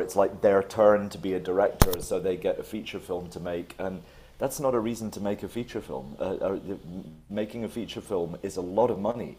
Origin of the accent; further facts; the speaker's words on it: Scotland, United Kingdom; I grew up in Scotland